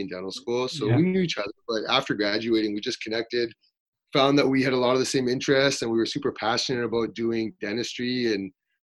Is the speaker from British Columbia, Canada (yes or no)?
no; Winnipeg, Manitoba, Canada; I'm born and raised in Winnipeg, so staying nice, close to home